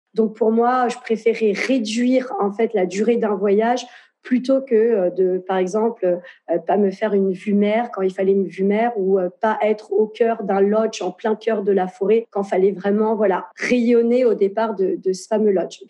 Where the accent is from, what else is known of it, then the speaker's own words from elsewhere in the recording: France; moved away as an adult; now in Lisbon, Portugal; je suis née en France, mais euh, mes parents sont nés au Portugal